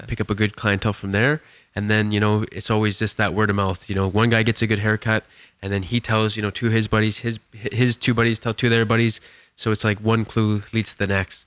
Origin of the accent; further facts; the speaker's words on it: Edson, Alberta, Canada; moved away as an adult; now in Kelowna, Canada; went back to my hometown, and, um, and ended up, um, cutting hair that day in my shop back in Edson